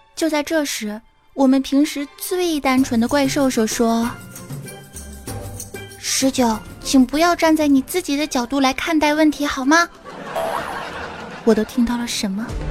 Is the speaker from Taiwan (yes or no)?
no; Fujian, China; 我们福建人